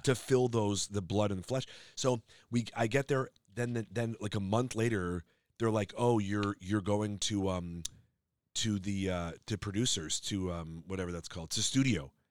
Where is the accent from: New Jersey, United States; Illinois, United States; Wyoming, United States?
Illinois, United States; Skokie; moved away as an adult; now in Los Angeles, United States; I'm from Illinois